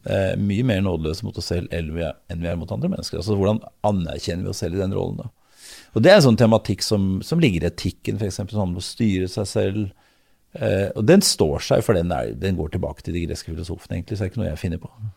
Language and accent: Norwegian; Oslo, Norway; also born or lived in Lørenskog / Elverum; jeg er født i Oslo. Tidligst på Majorstuen, så ute på Løvenstad, så Elverum, og så tilbake i Oslo.